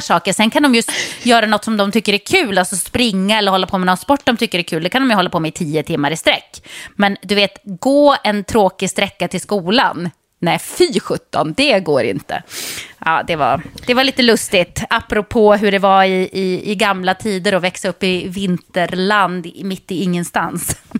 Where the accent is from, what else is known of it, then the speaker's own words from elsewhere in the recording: Jokkmokk, Norrbotten County, Sweden; moved away; jag bodde i Jokkmokk. Det var inte så att det fanns bussar i varje hörn.